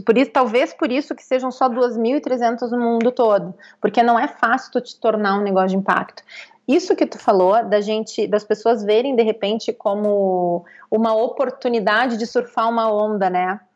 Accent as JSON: {"language": "Portuguese", "town": "Pelotas", "region": "Rio Grande do Sul", "country": "Brazil", "tie": "born or raised there", "moved": "as an adult", "lives_now": "São Paulo, Brazil", "said": "eu vim de uma periferia de Pelotas"}